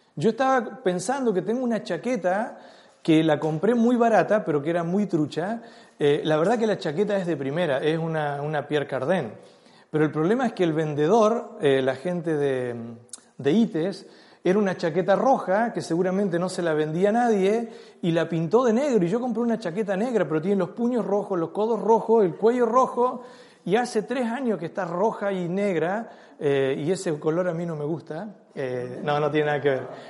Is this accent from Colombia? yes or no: no; Chile; nosotros como, chilenos tenemos muchas cosas que son parte de nuestra cultura impuesta